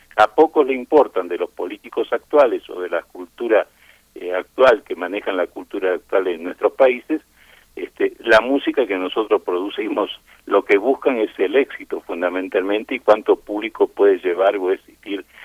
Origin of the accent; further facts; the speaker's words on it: Argentina; also born or lived in Spain; now in Mexico; yo nací en España, pero me crié en Argentina